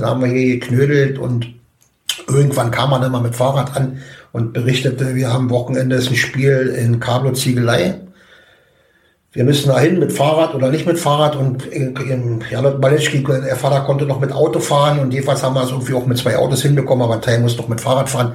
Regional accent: Zeuthen, Brandenburg, Germany; bin hier, wie gesagt, groß geworden

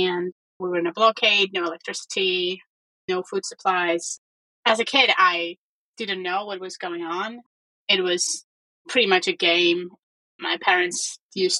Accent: Armenia; moved away as an adult; also born or lived in United Kingdom / United States; I grew up in Armenia

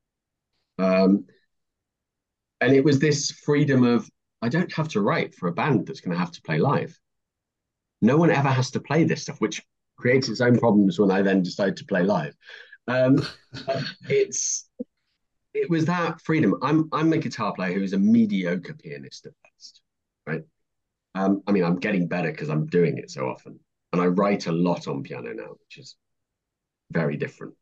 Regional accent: United Kingdom; moved away as an adult; now in London, United Kingdom; I'm a northerner

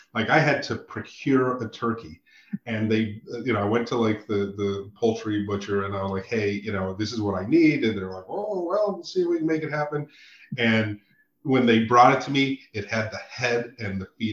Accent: Santa Fe, New Mexico, United States; I growing up in Santa Fe, as I did and spent a lot of time there.

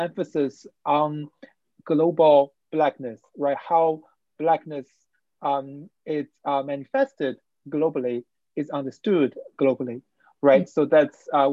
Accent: China; English is a second language; moved away as an adult; also born or lived in Wuhan / Beijing; now in United States; There are not many people like me who was raised and born in China

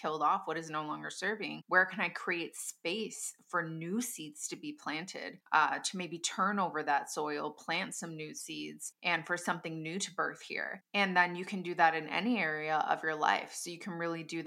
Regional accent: Midwest of the United States, United States; my hometown

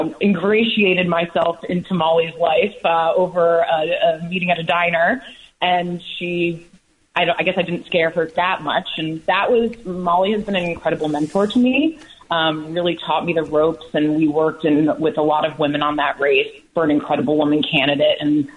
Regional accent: Westfield, New Jersey, United States; moved away as an adult; I'm from Westfield

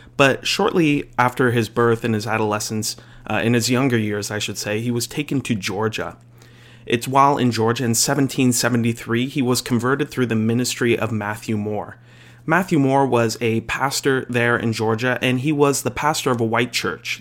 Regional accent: Canada; as a Canadian

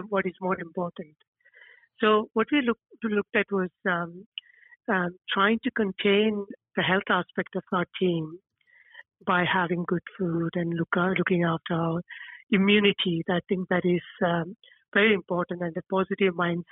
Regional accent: India; also born or lived in Stoke Newington, London; now in London, United Kingdom; I come from India

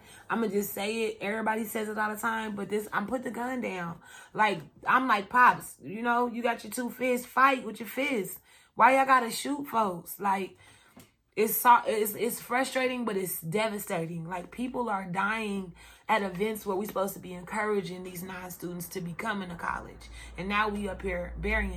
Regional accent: Kansas City, United States; I'm from Kansas City. I've been running from gunshots all my whole childhood and growing up

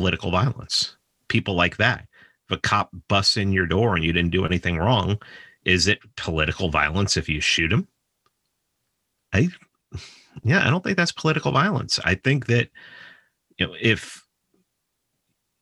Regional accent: New York, United States; I'm from New York

